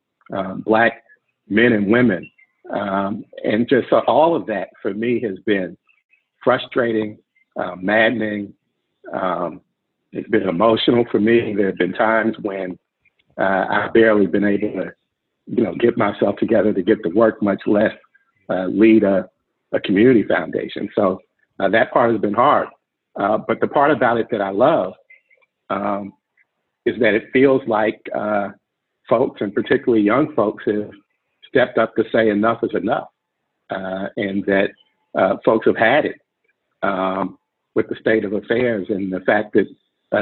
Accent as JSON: {"language": "English", "town": "Oakland", "region": "California", "country": "United States", "tie": "born or raised there", "said": "I grew up in Oakland in a family of people who are really active in the community"}